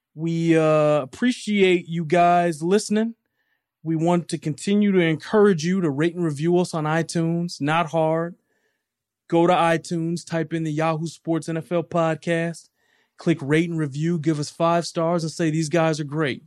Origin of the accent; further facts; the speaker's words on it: Detroit, Michigan, United States; As someone who grew up in Detroit